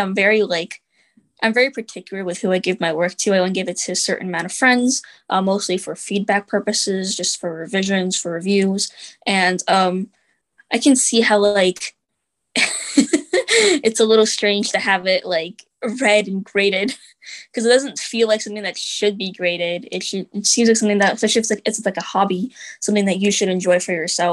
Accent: New York City, New York, United States; I am from New York City, and I'll be staying here for college

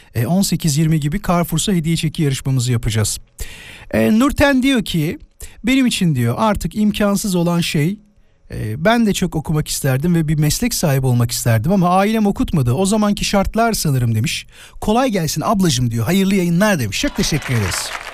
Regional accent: İzmit, Kocaeli, Turkey; moved away; İzmit'e gittim, memleketime gittim.

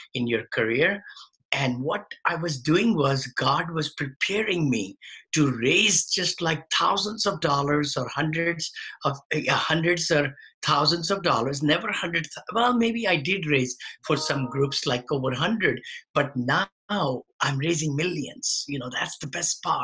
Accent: India; moved away as an adult; now in United States; when I came from India. I had a modest upbringing, everything. Then I did my engineering back there

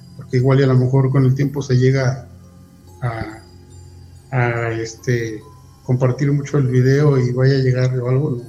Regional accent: Huixquilucan / Toluca area, State of Mexico, Mexico; somos de un pueblo. Eh, pertenece al municipio de Teguisquilucan y parte de Toluca

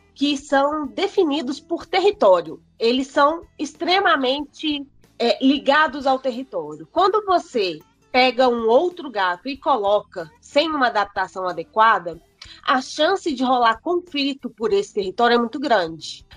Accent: Belo Horizonte, Minas Gerais, Brazil; Sou daqui de BH, pelo sotaque também não tem como negar.

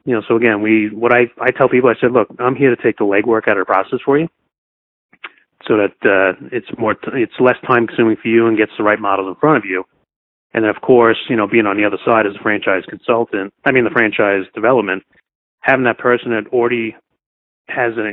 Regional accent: New York, United States; I'm from New York

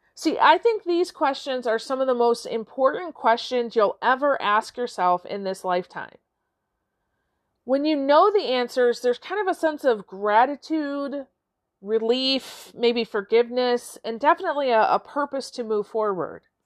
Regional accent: Warren, Michigan, United States; now in Midland, United States; today I'm recording from Warren, Michigan, my childhood home

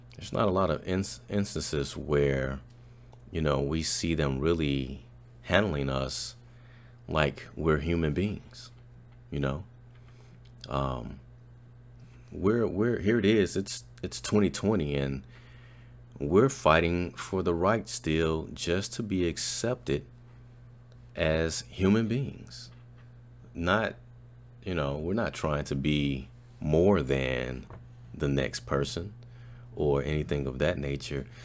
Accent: Chicago, Illinois, United States; moved away as an adult; also born or lived in Des Moines, Iowa; now in Arlington, United States; I'm born and raised in Chicago

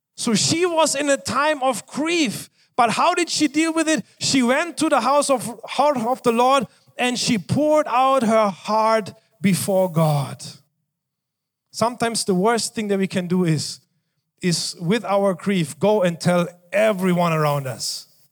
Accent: Germany; moved away; I was growing up in Germany

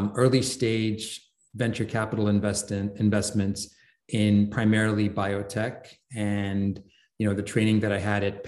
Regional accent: London, United Kingdom; moved away; I grew up in London

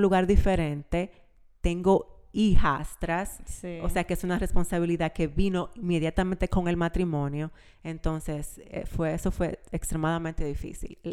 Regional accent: Santiago de los Caballeros, Santiago, Dominican Republic; moved away; also born or lived in La Vega, Dominican Republic; Nacida en la República Dominicana, en La Vega, pero yo me considero santiaguera porque nos mudamos súper... Eh, cuando yo estaba súper chiquita, a Santiago.

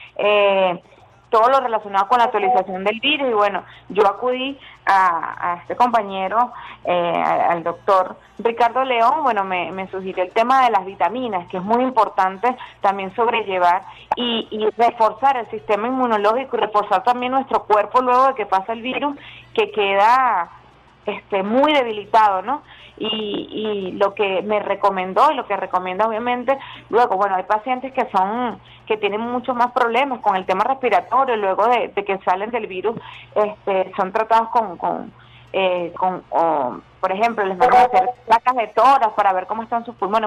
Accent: Venezuela; nosotros los venezolanos

